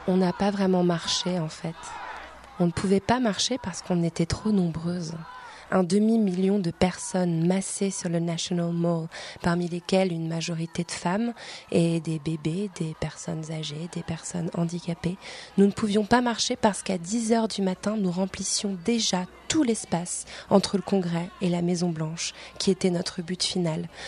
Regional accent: France; Je suis française

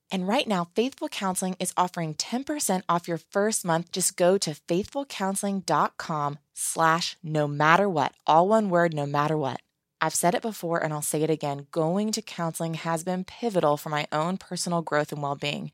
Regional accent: Virginia, United States; I'm from Virginia

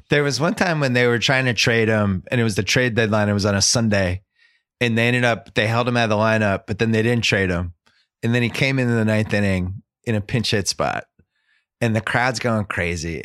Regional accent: Boston, Massachusetts, United States; accent: Boston; my Boston accent

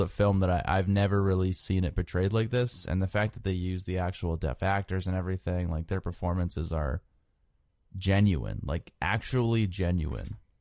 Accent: New England, United States; we're from New England.

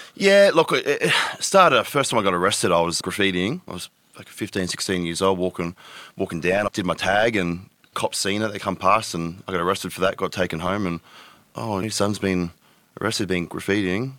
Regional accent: Tweed Heads, New South Wales, Australia; moved away as an adult; now in Gold Coast, Australia; I grew up in Tweedheads. I was there from the age of, what, ten to twenty, say.

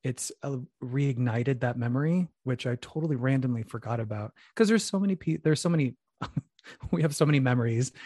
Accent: Phoenix, Arizona, United States; moved away; I'm from Phoenix, Arizona, originally, Mexican American

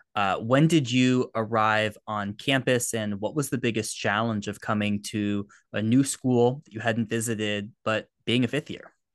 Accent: United States; I'm an American. I've grown up around the college system

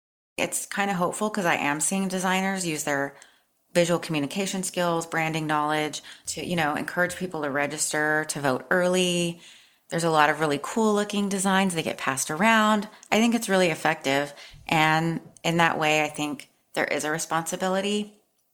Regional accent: Austin, Texas, United States; born or raised there; moved away

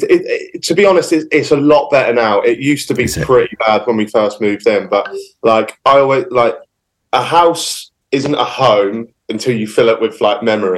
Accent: Norwich, East of England, United Kingdom; because I'm from Norwich.

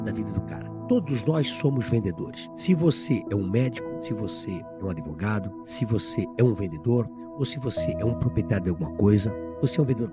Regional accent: Brazil; Poço Fundo é na minha terra, né? Eu morava na entrada do Poço Fundo, na rua Florianópolis. Estudei na escola João

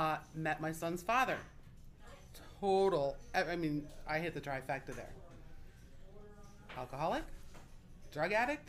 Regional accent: Ohio, United States; moved away; also born or lived in California; I was born and raised in Ohio. We moved to California. I was living in California when I was 15, 16.

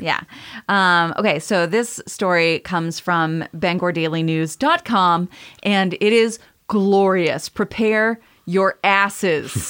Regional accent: Maine, United States; I'm from Maine

